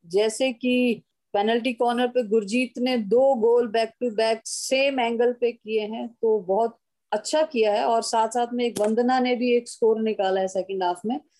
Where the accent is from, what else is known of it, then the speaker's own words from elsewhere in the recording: Haryana, India; मैं हरियाणा से बिलोंग करती हूँ